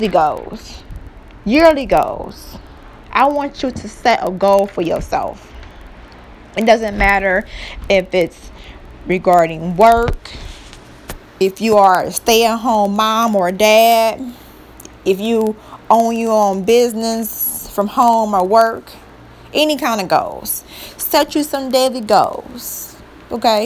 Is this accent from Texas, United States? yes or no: no; Cleveland, Ohio, United States; I am from Cleveland, Ohio